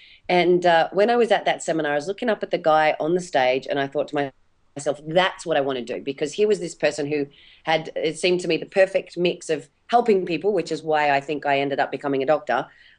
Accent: Tasmania, Australia; I'm from Tassie originally, and as we're doing this today, I'm sitting down at my mum's place visiting her, which is really lovely.

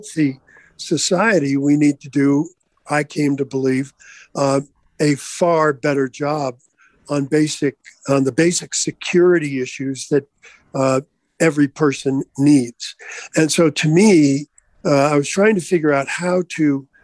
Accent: Vermont, United States; moved away; growing up in Vermont, until I departed

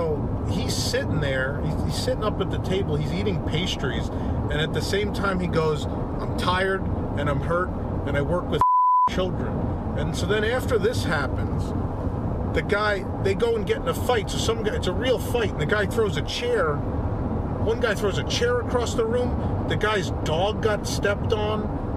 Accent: New York, United States; Being a New Yorker

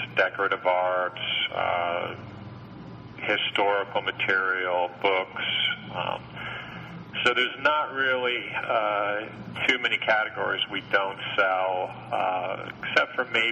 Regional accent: United States; Living near New York City

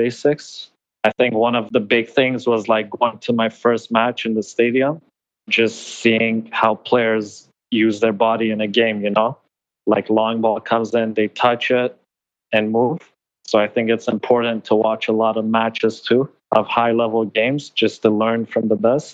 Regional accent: Iran; moved away; I think I was born in Iran

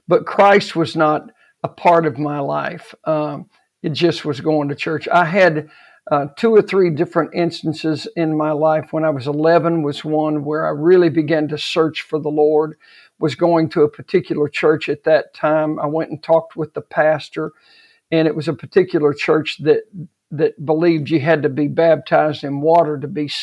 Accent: Odessa, Texas, United States; moved away; I was raised in Odessa, Texas, which was an oil-filled town

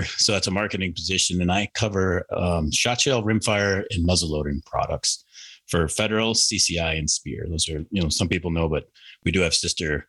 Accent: Minnesota, United States; also born or lived in Canada; I'm from Minnesota, born and raised, and I grew up, my main kind of interesting thing is my parents bought a fishing lodge in Canada when I was about 7 years old.

